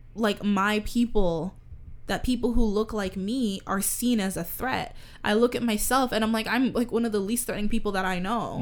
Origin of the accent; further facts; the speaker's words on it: Toronto, Ontario, Canada; we grew up in Canada. I grew up around a lot of many different cultures. We live in Toronto